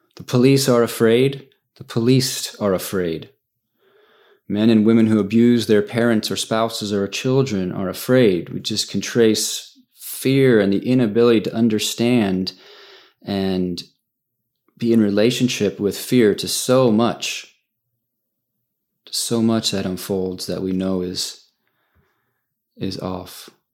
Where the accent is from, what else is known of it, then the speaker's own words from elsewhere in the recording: United States; I'm an American